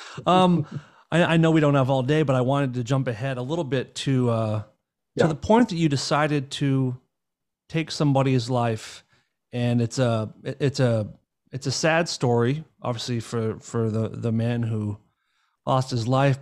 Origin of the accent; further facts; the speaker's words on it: Northeast, United States; I grew up in the in the Northeast in America